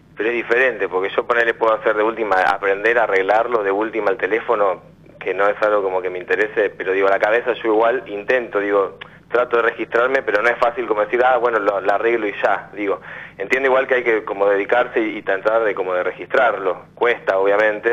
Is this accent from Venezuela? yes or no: no; Quilmes, Buenos Aires Province, Argentina; also born or lived in La Matanza, Buenos Aires; now in Tapiales, Argentina; Y soy nacido en Quilmes